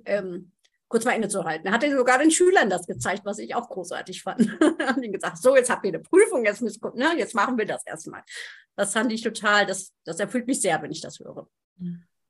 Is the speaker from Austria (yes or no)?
no; Germany; ich bin ja aus Friesen